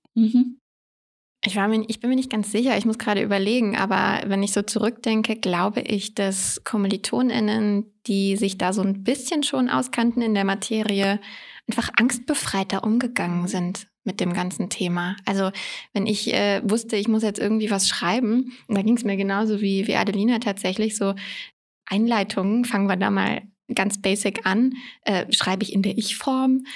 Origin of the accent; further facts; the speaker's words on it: Koblenz, Rhineland-Palatinate, Germany; moved away as an adult; also born or lived in London; now in Berlin, Germany; Ich bin ursprünglich geboren in Koblenz in Rheinland-Pfalz und bin dann zum Studieren nach Berlin gezogen